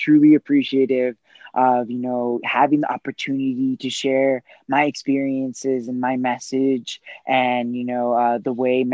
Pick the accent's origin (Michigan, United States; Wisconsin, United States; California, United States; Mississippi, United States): California, United States; Los Angeles; I grew up in Southern California in Los Angeles. I'm born and raised.